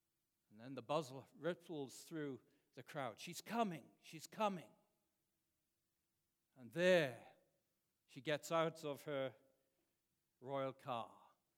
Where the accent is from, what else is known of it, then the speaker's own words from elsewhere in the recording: Wales, United Kingdom; moved away; And I remember growing up in Wales